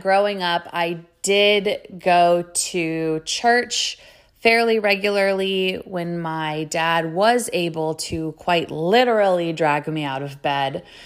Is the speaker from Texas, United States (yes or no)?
yes; Sugar Land, Texas, United States; also born or lived in Lubbock, Texas; now in Dallas, United States; I am a native Texan. I grew up outside of Houston in a suburb called Sugarland